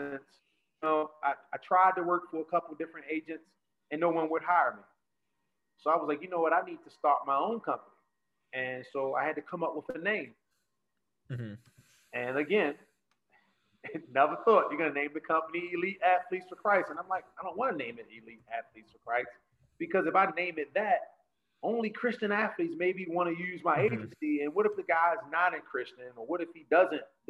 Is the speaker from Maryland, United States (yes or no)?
yes; Baltimore, Maryland, United States; Growing up in Baltimore City